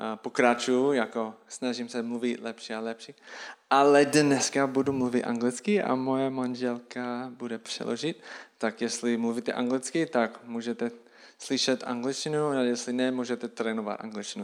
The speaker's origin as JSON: {"language": "Czech", "country": "United States", "also_born_or_lived": "Český Těšín", "second_language": "Czech", "moved": "yes", "said": "já jsem američan a učím se česky"}